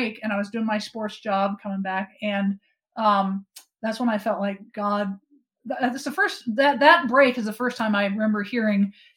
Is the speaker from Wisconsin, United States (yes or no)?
yes; Wisconsin, United States; Growing up in Wisconsin, we had a big yard in our grandparents' field